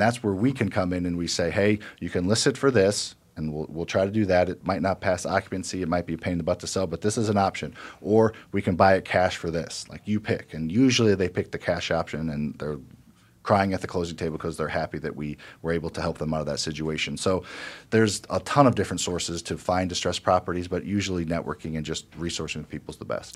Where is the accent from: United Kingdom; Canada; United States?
United States; Midwest; I grew up in the Midwest, m, lower middle class